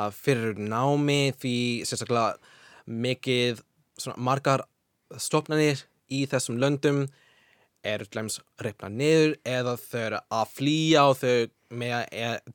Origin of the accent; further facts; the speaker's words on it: Washington, United States; Icelandic is a second language; now in Iceland; Washington fylki, mm -hmm. sem er fyrir norðvestan